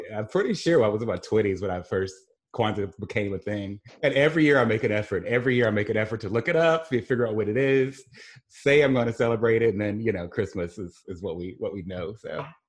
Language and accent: English; Mississippi Gulf Coast, United States; moved away as an adult; also born or lived in Saint Louis / Midwest; I grew up here on the Gulf Coast.